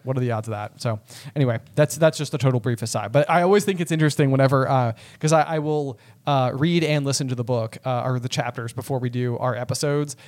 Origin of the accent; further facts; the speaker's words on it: United States; as an American